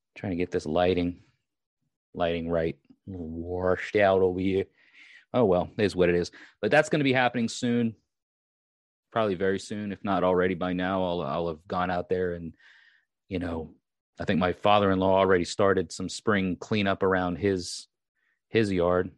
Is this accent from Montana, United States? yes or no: no; Long Island, New York, United States; moved away; I am actually from Long Island.